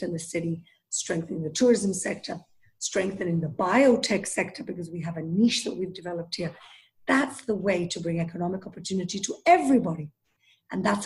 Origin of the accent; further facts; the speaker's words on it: Gibraltar; moved away as an adult; also born or lived in Israel; now in Jerusalem, Israel; So Gibraltar is a wonderful little British protectorate in southern Spain. So I literally grew up in the Iberian Peninsula, even though I'm British